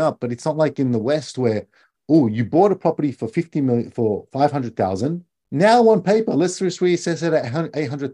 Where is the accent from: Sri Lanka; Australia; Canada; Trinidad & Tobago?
Australia; now in Japan; I'm Australian